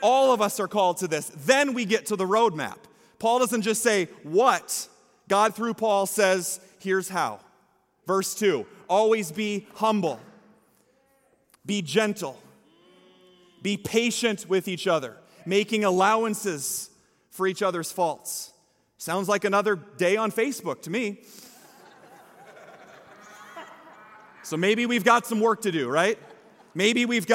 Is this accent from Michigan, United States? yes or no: no; Story City, Iowa, United States; I'm from Story City. It's the Scandinavian capital of the world